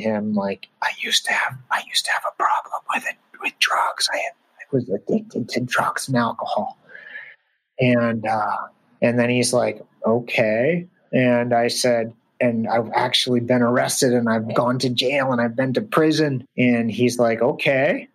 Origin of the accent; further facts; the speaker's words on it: Portland, Maine, United States; Portland, Maine is a refugee resettlement center. So actually that's probably why Reza ended up there in my hometown.